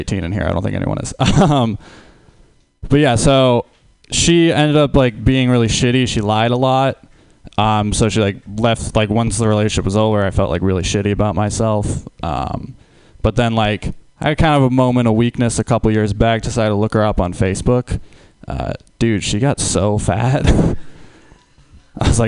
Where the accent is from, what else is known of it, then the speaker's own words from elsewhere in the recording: Huntington Beach, California, United States; I'm from Huntington Beach, California.